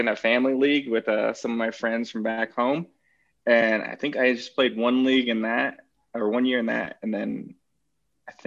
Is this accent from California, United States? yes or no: yes; Red Bluff, California, United States; now in Colorado Springs, United States; I'm originally from Northern California, small town called Red Bluff, about 2 hours north of Sacramento.